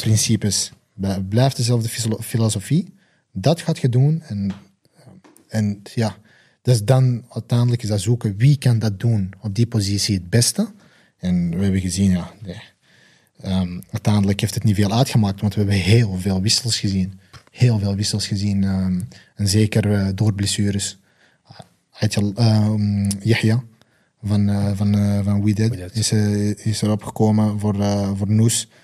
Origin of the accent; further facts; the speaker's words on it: Belgium; Ik ben zelf Belg